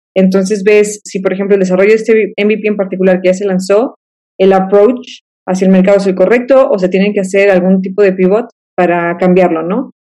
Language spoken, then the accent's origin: Spanish; Guadalajara, Jalisco, Mexico; moved away as an adult; also born or lived in Manzanillo, Colima; now in Monterrey, Mexico; regreso a Guadalajara, de donde soy yo